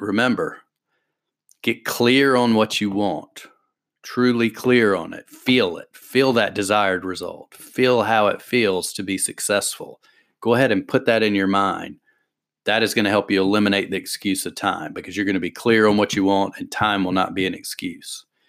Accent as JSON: {"language": "English", "region": "the South", "country": "United States", "said": "I'm from the South, I already talk slow."}